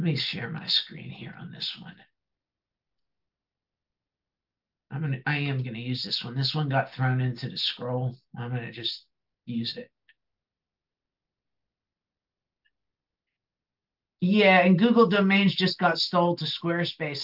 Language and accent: English; New Jersey, United States; accent: Bronx; I talk like I'm from the Bronx because I grew up in New Jersey